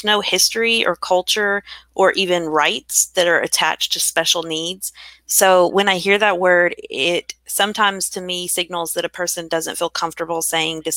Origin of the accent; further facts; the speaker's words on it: Kentucky, United States; growing up in Kentucky